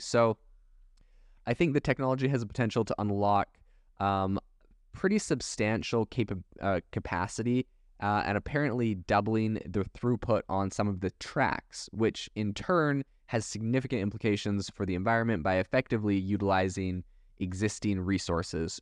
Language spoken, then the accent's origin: English; Canada; also born or lived in Europe; now in United States; I was raised in Canada